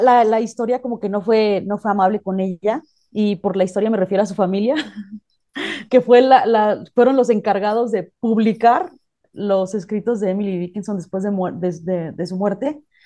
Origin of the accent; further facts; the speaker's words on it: Mexico; no sé si a todos los mexicanos nos pase